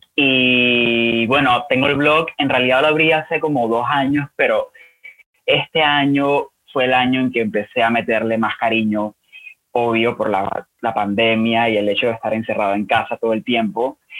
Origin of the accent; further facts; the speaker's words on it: Panama; soy panameño, eh, escritor de 29 años